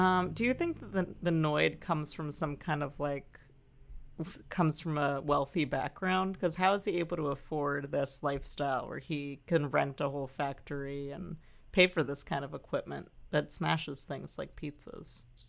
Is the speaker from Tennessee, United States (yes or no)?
no; Santa Monica, California, United States; I was born in Santa Monica Hospital